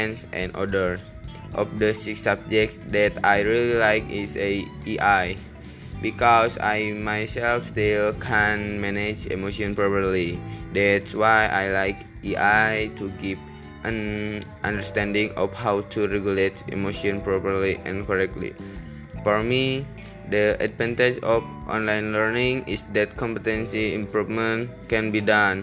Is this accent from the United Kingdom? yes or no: no; Garut, West Java, Indonesia; I was born in Garut, West Java on March 28, 2002, and now I'm 18 years old.